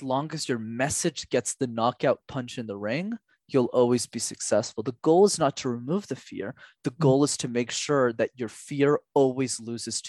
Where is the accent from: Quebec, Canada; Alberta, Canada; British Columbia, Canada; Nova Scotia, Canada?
Quebec, Canada; Montreal; growing up in Montreal